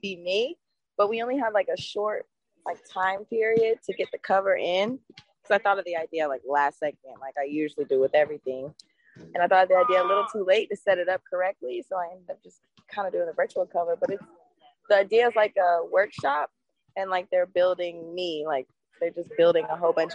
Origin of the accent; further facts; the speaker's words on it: Atlanta, Georgia, United States; also born or lived in North Carolina; I was born in North Carolina, but I moved to Atlanta when I was 6 months old